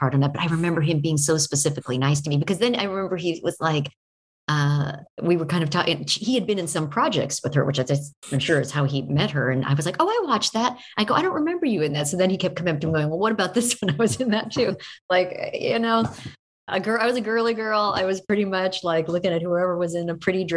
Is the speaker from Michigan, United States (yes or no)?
no; Oregon, United States; I grew up in Oregon